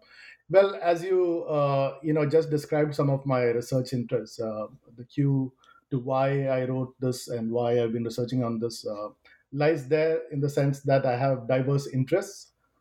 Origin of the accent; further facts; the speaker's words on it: Kerala, India; And I'm originally from Kerala. And so the communist movement there seemed like a good fit to explore some of these themes.